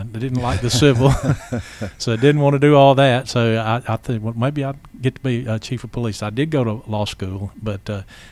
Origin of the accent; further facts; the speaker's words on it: Athens, Georgia, United States; I'm originally from Athens, Georgia. I grew up there, went to college at the University of Georgia